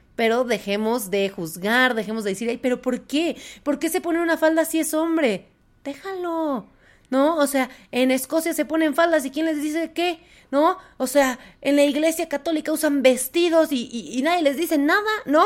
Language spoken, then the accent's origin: Spanish; Puebla, Mexico; yo soy de Puebla